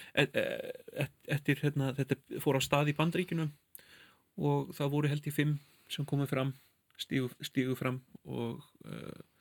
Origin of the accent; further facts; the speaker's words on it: London, United Kingdom; now in Iceland; sem kvítur maður sem ólst upp í London og flutti til Íslands